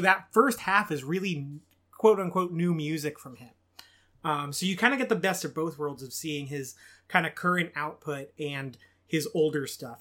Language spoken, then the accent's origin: English; Bakersfield, California, United States; I'm from Bakersfield, California, and that is the home of …